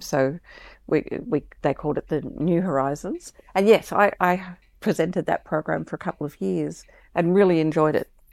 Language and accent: English; Melbourne, Victoria, Australia; also born or lived in Brisbane; I was born in in Melbourne and I, I live in Melbourne now, I also spent a little bit of time when I was young in Brisbane